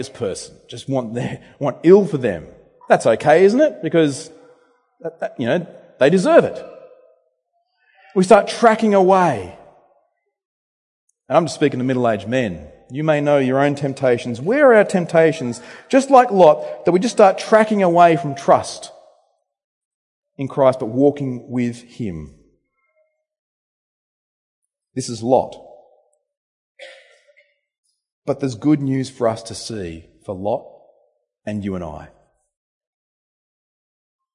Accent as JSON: {"language": "English", "town": "Temora", "region": "New South Wales", "country": "Australia", "tie": "born or raised there", "moved": "yes", "lives_now": "Bendigo, Australia", "said": "My hometown where I grew up, Tamora, New South Wales"}